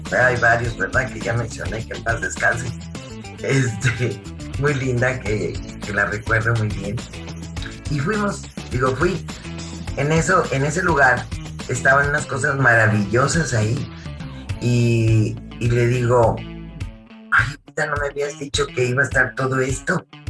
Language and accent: Spanish; Monterrey, Nuevo León, Mexico; soy de Monterrey